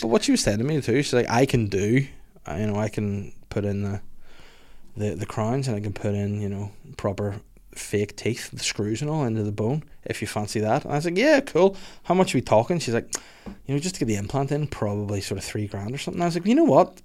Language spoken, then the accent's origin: English; Holywood, Northern Ireland, United Kingdom; I'm originally from Hollywood